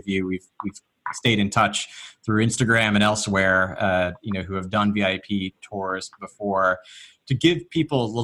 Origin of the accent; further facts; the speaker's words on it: Northeast, United States; I grew up in the Northeast